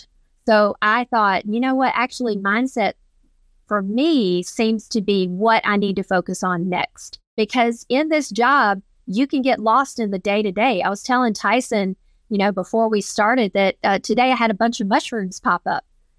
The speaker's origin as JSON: {"language": "English", "region": "Georgia", "country": "United States", "said": "I'm from Georgia. I am a woman. There, I was taught that there are no boundaries"}